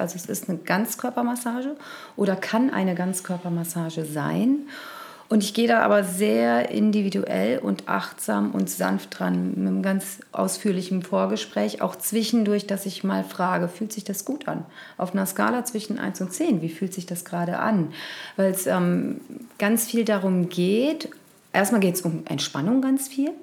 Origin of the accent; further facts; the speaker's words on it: Cologne, North Rhine-Westphalia, Germany; Und ich bin ja Kölnerin